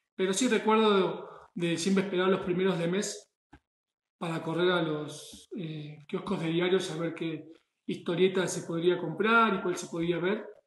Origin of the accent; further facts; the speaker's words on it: Argentina; moved away as an adult; now in Puebla, Mexico; de Argentina, que fue donde nací, donde crecí